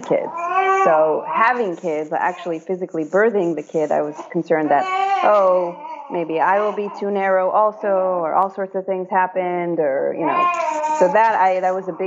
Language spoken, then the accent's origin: English; Israel; now in United States; I was born in Israel.